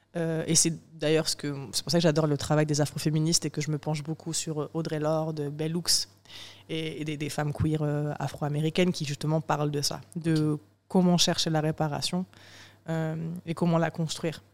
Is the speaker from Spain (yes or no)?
no; southern France, France; moved away as an adult; also born or lived in Morocco / Paris; je suis sudiste et parce que j'ai des parents ouvriers.